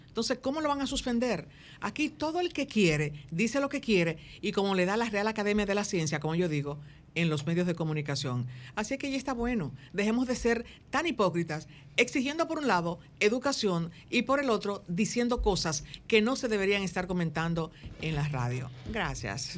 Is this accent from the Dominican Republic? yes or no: yes; Dominican Republic; hablo de la República Dominicana porque es aquí donde yo vivo